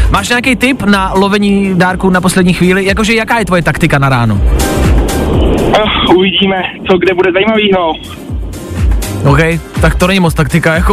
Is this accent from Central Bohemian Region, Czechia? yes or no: yes; Horní Bučice, Central Bohemian Region, Czechia; Horní Bučice u Čáslavy.